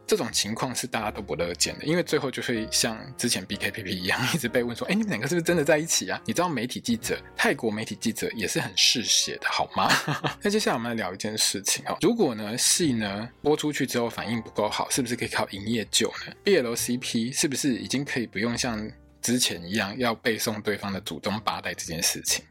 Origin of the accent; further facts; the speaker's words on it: Taiwan; 我们台湾人过得平常好好的生活